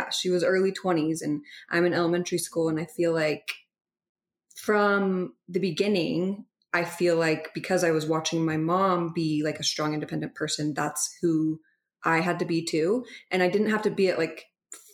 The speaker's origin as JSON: {"language": "English", "town": "Holladay", "region": "Utah", "country": "United States", "tie": "born or raised there", "said": "I grew up in Salt Lake in Holiday, and I did not grow up LDS"}